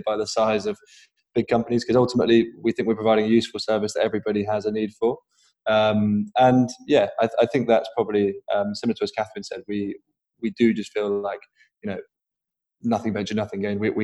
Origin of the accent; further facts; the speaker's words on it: Norwich, East of England, United Kingdom; I'm from Norwich originally